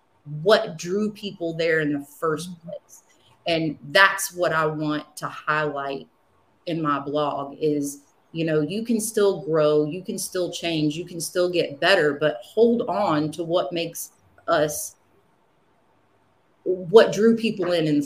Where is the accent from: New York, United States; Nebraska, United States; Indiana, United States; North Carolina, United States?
North Carolina, United States; Wilmington; Wilmington, I love Wilmington. I was born in Wilmington. I spent most of my life in Wilmington.